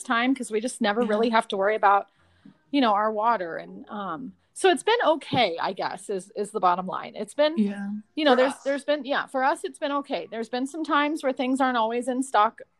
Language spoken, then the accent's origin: English; Arizona, United States; moved away; I grew up in Arizona